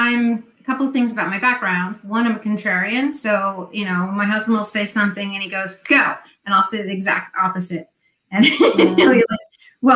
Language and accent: English; New Jersey, United States; accent: Jersey; My Jersey accent